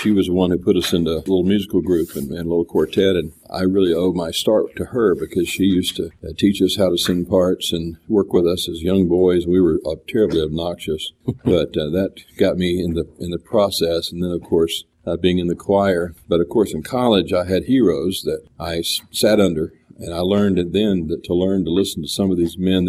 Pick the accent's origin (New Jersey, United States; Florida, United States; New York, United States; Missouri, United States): Florida, United States; Pensacola; Most of my childhood was spent in Pensacola, Florida, West Florida.